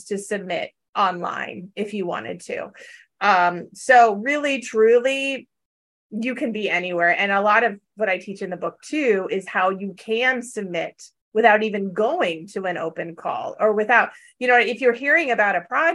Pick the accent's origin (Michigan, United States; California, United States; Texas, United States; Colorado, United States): California, United States; Valley girl, Southern; now in New York, United States; I'm from Southern California and I'm a Valley girl. So, but I have lived here now, you know, quite a long time